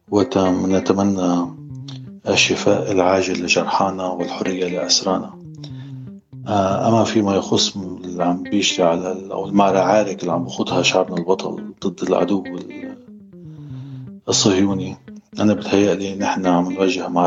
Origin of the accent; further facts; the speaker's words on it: Palestine; now in Lebanon; مساء الخير معكم فلسطينية من لبنان